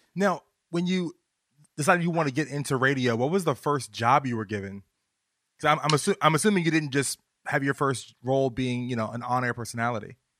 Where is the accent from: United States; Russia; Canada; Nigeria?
United States; Virginia; I'm from Virginia